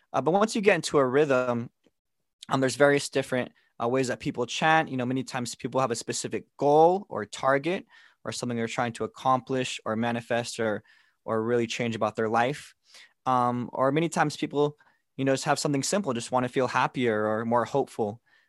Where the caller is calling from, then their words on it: Chandler, Arizona, United States; I'm joining in today from Chandler, Arizona, where I've been living for the past 3 years.